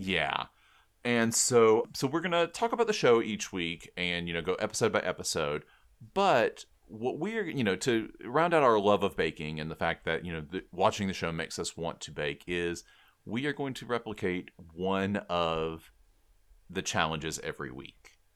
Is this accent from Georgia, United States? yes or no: yes; South Georgia, United States; we're from the same town in South Georgia